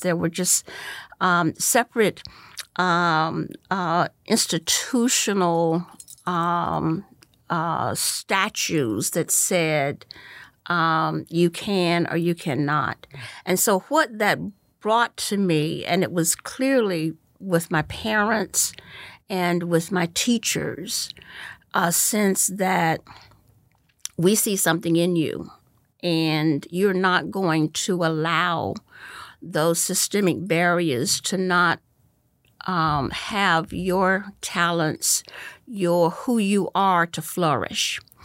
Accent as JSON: {"language": "English", "town": "Goldsboro", "region": "North Carolina", "country": "United States", "tie": "born or raised there", "also_born_or_lived": "Wilmington, North Carolina / Philadelphia / New York", "moved": "as an adult", "lives_now": "Orange County, United States", "said": "I grew up in, um, uh, Goldsboro, North Carolina. I was born in Wilmington, North Carolina"}